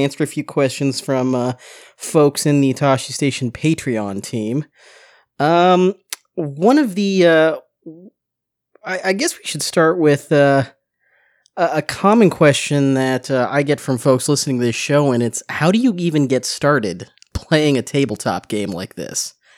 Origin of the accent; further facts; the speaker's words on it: Seattle, Washington, United States; Where I grew up in Seattle, there was a... Card Kingdom, I think it was called